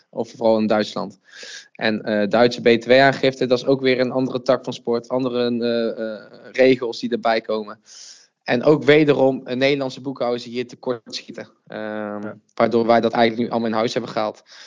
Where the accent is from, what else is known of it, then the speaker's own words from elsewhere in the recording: Uden, North Brabant, Netherlands; now in Nijmegen, Netherlands; Oorspronkelijk kom ik uit Uden, een klein dorpje in het zuidoosten van Brabant